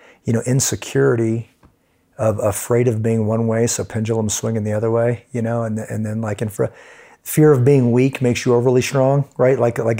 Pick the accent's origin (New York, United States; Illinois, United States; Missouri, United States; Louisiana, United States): Missouri, United States; Kansas City; moved away; Grew up in Kansas City, Missouri.